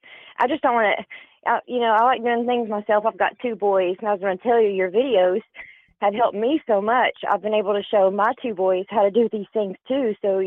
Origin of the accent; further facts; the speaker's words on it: Tennessee, United States; now in Kansas, United States; I'm from Tennessee.